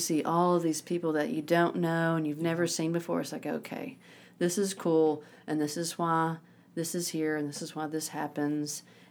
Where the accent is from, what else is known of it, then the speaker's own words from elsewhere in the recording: Little Rock, Arkansas, United States; accent: Southern; I'm from Arkansas, Little Rock.